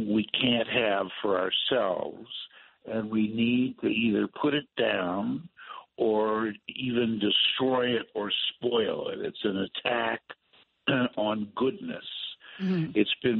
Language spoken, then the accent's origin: English; Los Angeles, California, United States; also born or lived in Berkeley, California; now in Washington, United States; I am from California. I am a Berkeley grad, and I knew a lot of movie stars as a kid because I grew up in Hollywood.